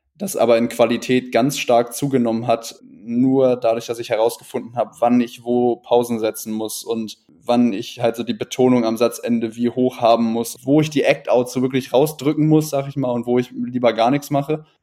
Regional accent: Northern Germany, Germany; ich komme aus Norddeutschland

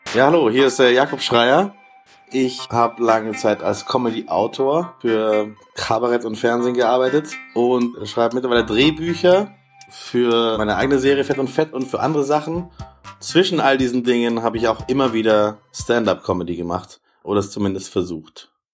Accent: Germany; ich bin da in erster Linie erstmal nur der Deutsche

